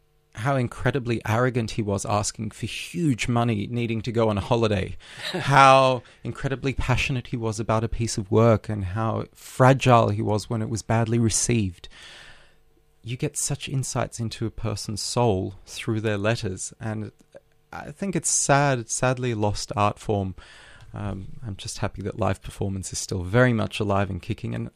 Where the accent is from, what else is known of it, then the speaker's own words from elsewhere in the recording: Sydney, New South Wales, Australia; English is a second language; moved away as an adult; also born or lived in Odessa, Ukraine / St. Petersburg, Russia / Berlin, Germany; I'm an Australian boy who grew up in Bondi